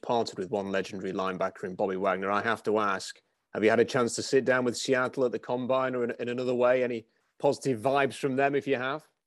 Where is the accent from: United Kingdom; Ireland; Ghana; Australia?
United Kingdom; someone who's from the U K